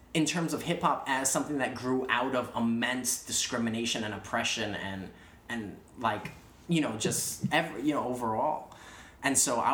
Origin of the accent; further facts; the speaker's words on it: New York City, New York, United States; also born or lived in Queens, New York; born and raised in the Bronx